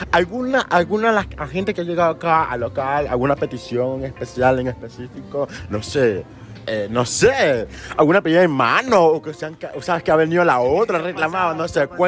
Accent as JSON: {"language": "Spanish", "town": "Guayaquil", "region": "Guayas", "country": "Ecuador", "said": "Yo soy de aquí, de, Guayaquil mismo."}